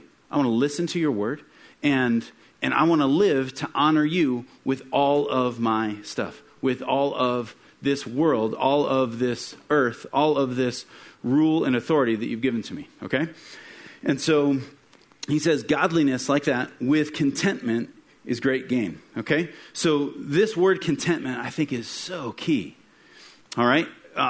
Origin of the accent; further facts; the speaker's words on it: Midwest, United States; I grew up in the Midwest, and kind of the trend in the town that I was born in is that you grow up and you graduate from either high school or sometime a two-year degree